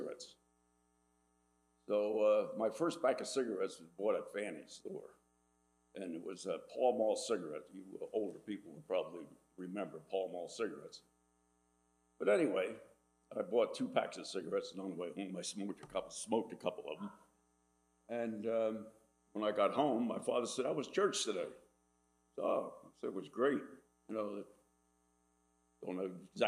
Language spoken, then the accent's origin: English; Dunker Church Road, Amwell, New Jersey, United States; I was born here on Dunker Church Road, and my father owned a dairy farm